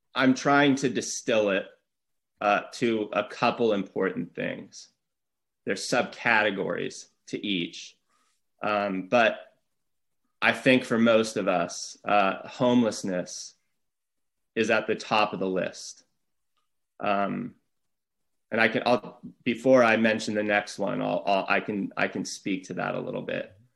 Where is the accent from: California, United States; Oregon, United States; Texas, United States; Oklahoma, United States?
California, United States; Santa Barbara; I'm born and raised here. This is Santa Barbara's my hometown